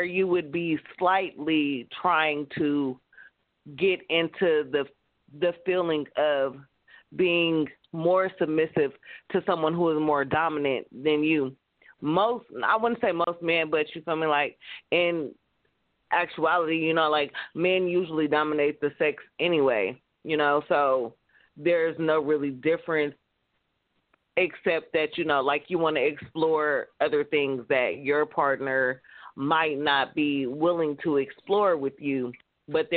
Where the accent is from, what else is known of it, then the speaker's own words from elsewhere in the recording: California, United States; I'm from California